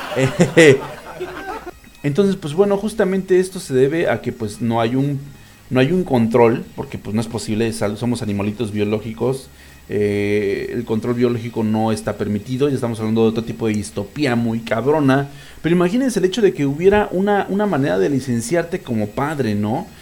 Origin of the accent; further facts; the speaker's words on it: Mexico; soy un pinche mexicano bien ridículo